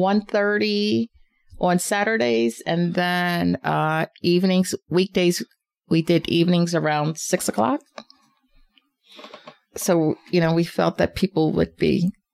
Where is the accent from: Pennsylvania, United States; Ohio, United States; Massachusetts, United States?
Pennsylvania, United States; Norristown; I grew up on the East End for about 20 plus years.